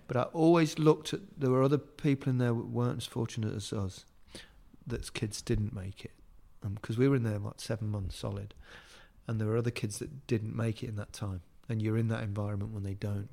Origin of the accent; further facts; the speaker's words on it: Leicester, East Midlands, United Kingdom; accent: Leicester; moved away as an adult; also born or lived in Liverpool; I've got that Leicester accent, which is really quite flat